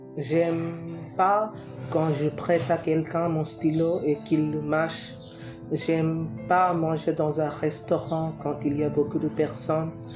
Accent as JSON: {"language": "French", "country": "India", "second_language": "French", "said": "je viens d'Inde."}